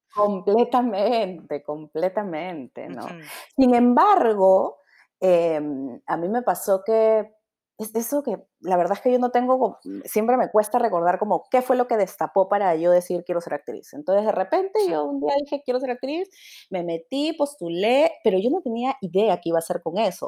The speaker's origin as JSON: {"language": "Spanish", "region": "Lima", "country": "Peru", "said": "yo soy de San Martín de Porres."}